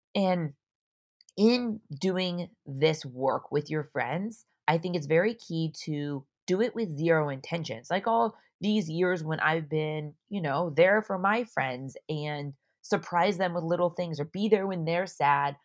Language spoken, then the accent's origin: English; Orange County, California, United States; moved away as an adult; also born or lived in San Diego; I'm from Orange County, I moved to San Diego for college